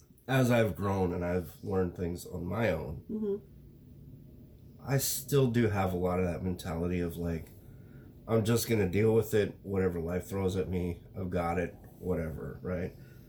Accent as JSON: {"language": "English", "region": "Wyoming", "country": "United States", "said": "I come from Wyoming"}